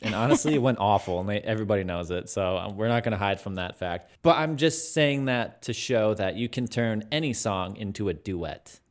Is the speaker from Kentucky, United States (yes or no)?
no; Michigan, United States; we're both from Michigan